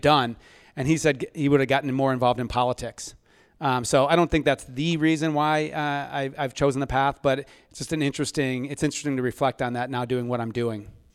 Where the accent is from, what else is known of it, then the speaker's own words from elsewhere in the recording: Ann Arbor, Michigan, United States; now in California, United States; I grew up in Ann Arbor, Michigan